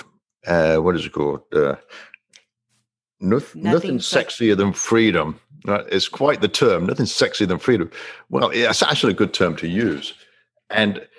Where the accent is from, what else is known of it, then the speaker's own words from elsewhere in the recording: England, United Kingdom; growing up in England, it was mandatory for me to learn French